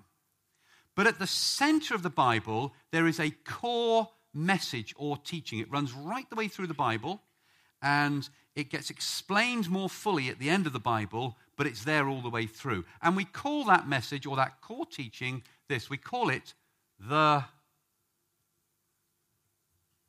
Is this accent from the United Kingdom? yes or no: yes; England, United Kingdom; we English